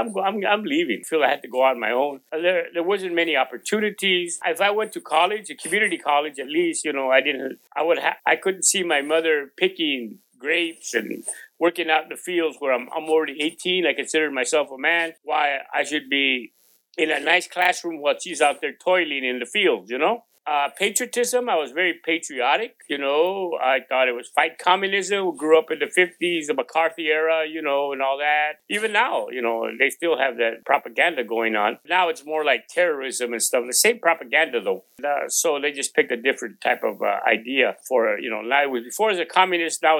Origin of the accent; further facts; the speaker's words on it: San Joaquin Valley, California, United States; first language Spanish; English is a second language; We were migrants. You know, we'd work all around the San Joaquin Valley.